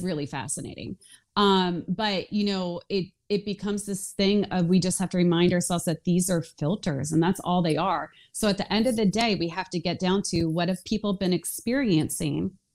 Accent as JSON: {"language": "English", "area": "outside of Philadelphia", "region": "Pennsylvania", "country": "United States", "tie": "born or raised there", "said": "I grew up outside of Philadelphia"}